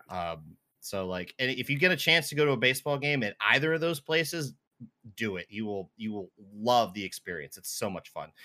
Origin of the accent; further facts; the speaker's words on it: just outside of Baltimore and DC, Maryland, United States; now in Seattle, United States; I grew up just outside of Baltimore and D C